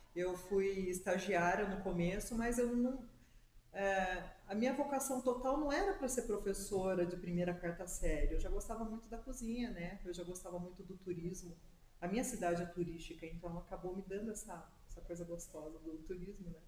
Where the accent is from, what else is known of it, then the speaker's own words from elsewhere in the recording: Serra Negra, São Paulo, Brazil; moved away; Eu sou natural da cidade de Serra Negra